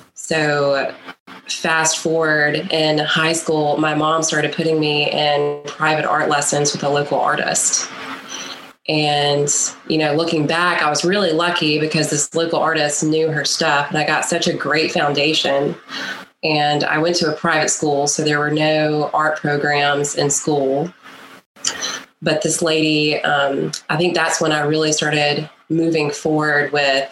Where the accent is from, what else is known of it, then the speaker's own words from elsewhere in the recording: Pleasant Grove, Mississippi, United States; I grew up in Pleasant Grove, Mississippi, which is not on the map anymore